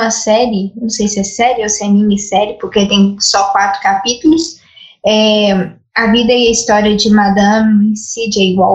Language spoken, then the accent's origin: Portuguese; Minas Gerais, Brazil; also born or lived in Belo Horizonte area; nós somos de Minas.